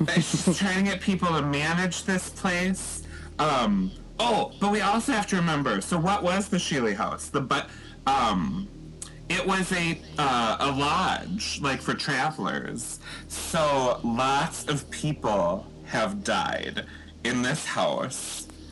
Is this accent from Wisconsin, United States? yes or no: yes; Eau Claire, Wisconsin, United States; also born or lived in West Allis, Wisconsin; I'm from Eau Claire.